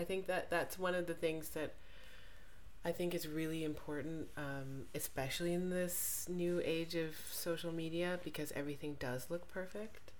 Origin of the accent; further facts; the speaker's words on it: Jamaica; I'm Jamaican